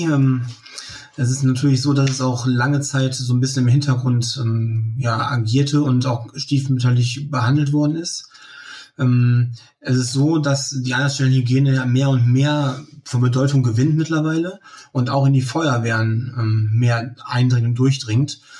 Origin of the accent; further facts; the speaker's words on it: Leer, Lower Saxony, Germany; Ich komme ähm, aus dem Landkreis Leer, aus der Stadt Leer, aus Friesland.